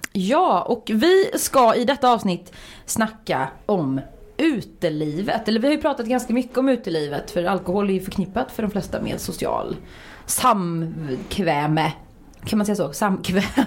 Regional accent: Uddevalla, Västra Götaland, Sweden; moved away; jag är från Uddevalla från början

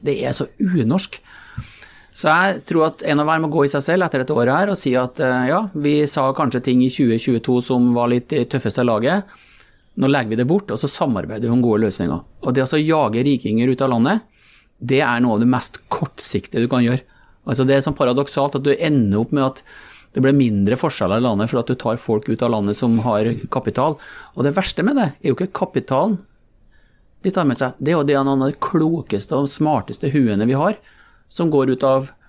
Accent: Malm, Trøndelag, Norway; jeg vokste opp eh, i Malm

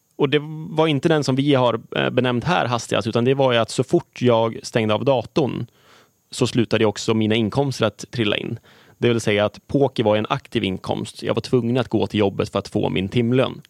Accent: Gävle, Gävleborg County, Sweden; Jag är född och uppvuxen i Gävle

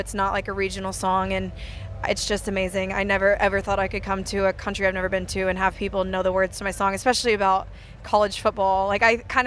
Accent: Douglasville, Georgia, United States; also born or lived in Savannah, Georgia; I was born in Savannah, but I grew up in a different part of Georgia, Douglasville, Georgia.

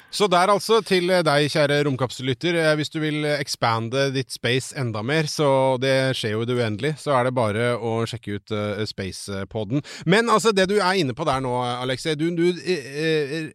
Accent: Bærum, Akershus, Norway; Jeg vokste opp i Bærum

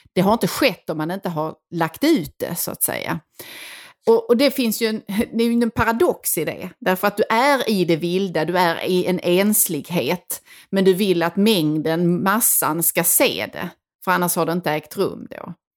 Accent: Sweden; som svenskar

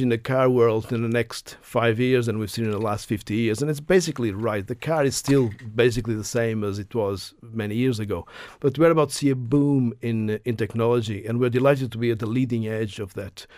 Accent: Portugal; moved away as an adult; also born or lived in United Kingdom; now in Ireland; I grew up in Portugal up to my university days

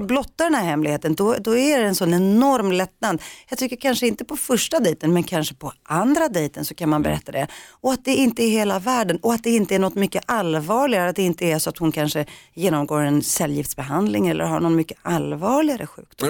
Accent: Rinkeby, Stockholm County, Sweden; när vi var små och bodde i Rinkeby

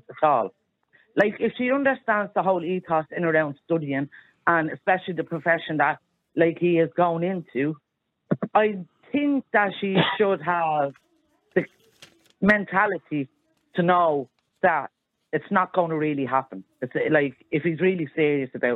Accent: Dublin, Leinster, Ireland; I grew up in Ballymun

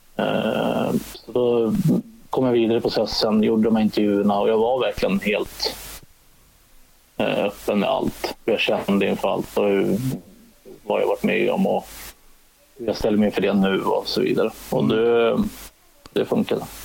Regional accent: Salem, Stockholm County, Sweden; moved away; also born or lived in Katrineholm; jag är uppvuxen i Salem söder om Stockholm

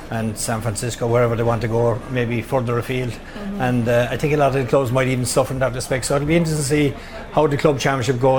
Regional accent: Cahersiveen, Munster, Ireland; my house was right opposite the football pitch in Cahersiveen. Um, when I was growing up, I had the privilege of being ball boy

